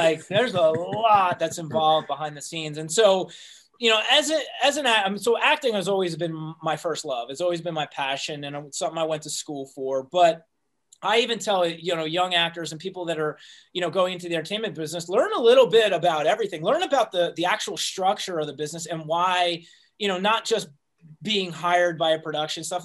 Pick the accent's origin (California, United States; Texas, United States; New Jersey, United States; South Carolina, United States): New Jersey, United States; moved away as an adult; also born or lived in New York; now in Los Angeles, United States; I'm originally from New Jersey